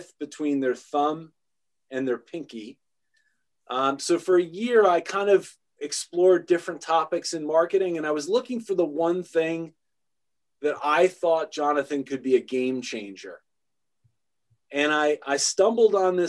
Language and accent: English; New York, United States; growing up in New York, that was a thrill